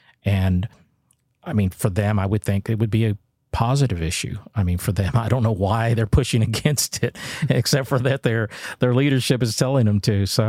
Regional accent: San Antonio, Texas, United States; San Antonio.

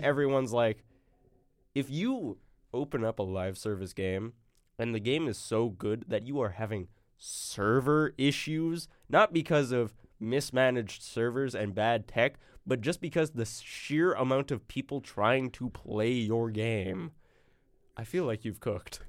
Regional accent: Arkansas, United States; I'm from Arkansas. I'm a Razorback

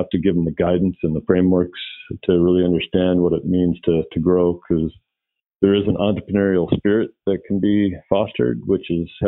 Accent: Puget Sound area, Washington, United States; I am born and raised in the Puget Sound area

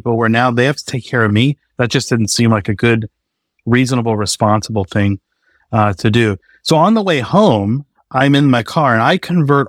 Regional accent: New England, United States; growing up in New England, it's just kind of especially for a guy, I think it's this, the suck it up, man up.

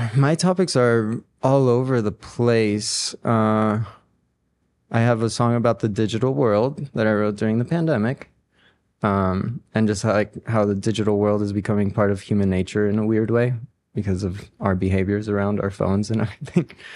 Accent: Ecuador; also born or lived in New Orleans, United States / Boulder, United States; now in Denver, United States; I'm from Ecuador, I grew up with Latin American music

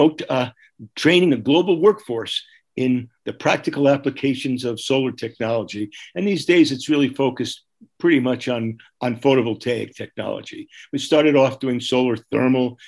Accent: New Jersey, United States; moved away as an adult; also born or lived in New York City / Massachusetts; now in Paonia, United States; I grew up in New Jersey. I was born in New York City, went to school in Massachusetts for a while

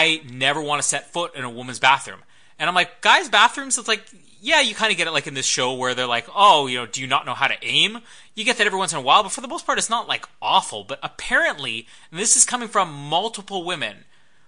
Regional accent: Canada; I'm Canadian

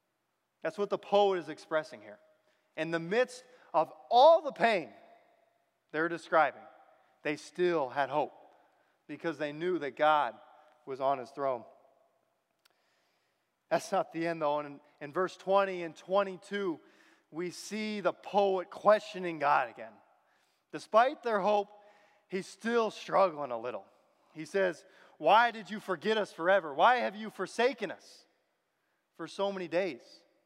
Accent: Michigan, United States; born there; also born or lived in Virginia; And I was born in Michigan. I lived a lot of my life in Virginia, but I have a lot of family here.

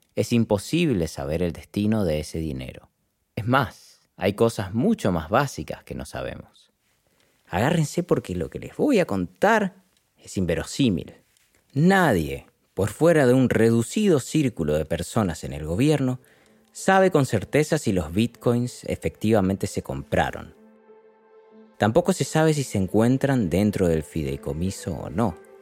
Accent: Argentina; del país donde nací. En Argentina

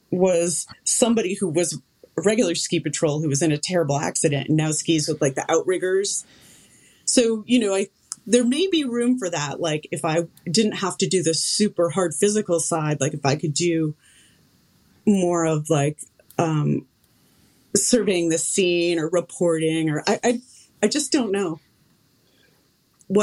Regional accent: Connecticut, United States; moved away; I come from Connecticut

